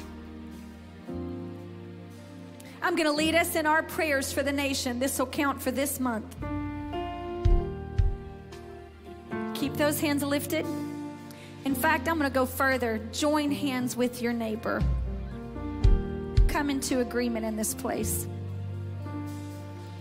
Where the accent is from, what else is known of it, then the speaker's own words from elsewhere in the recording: United States; We grew up in American culture